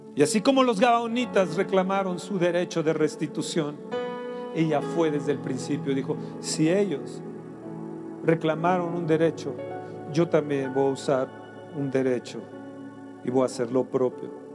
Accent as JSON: {"language": "Spanish", "country": "Mexico", "said": "Sana mi tierra. Sana mi México, Señor."}